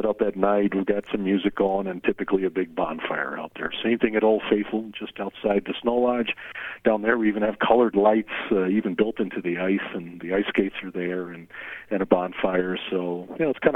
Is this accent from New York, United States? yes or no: yes; Syracuse, New York, United States; moved away as an adult; now in Yellowstone National Park, United States; But I'm from Syracuse, New York